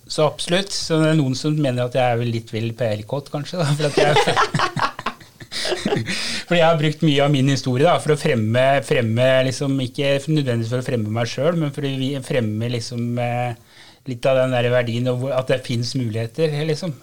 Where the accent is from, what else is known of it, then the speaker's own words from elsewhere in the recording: Gol, Buskerud, Norway; Og jeg vokste opp på Gol, som uh, lite tettsted som alle visste hvem alle var